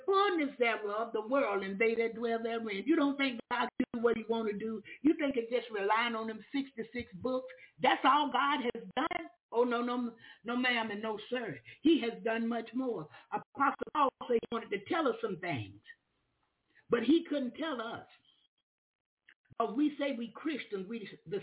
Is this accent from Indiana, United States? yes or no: no; Florida, United States; moved away; also born or lived in Alabama; I'm from Florida. I'm new in the neighborhood